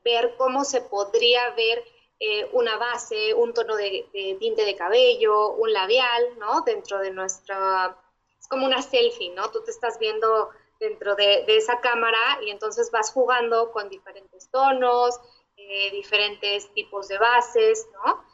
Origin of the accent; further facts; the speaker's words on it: Mexico; lo que nos distingue como mexicanos